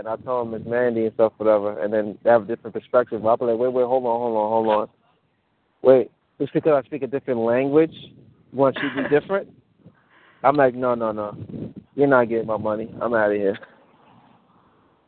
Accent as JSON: {"language": "English", "country": "United States", "tie": "born or raised there", "also_born_or_lived": "Mali", "first_language": "Mandinka", "second_language": "English", "said": "I was born in Africa, right? When I was born in Africa, I was raised here"}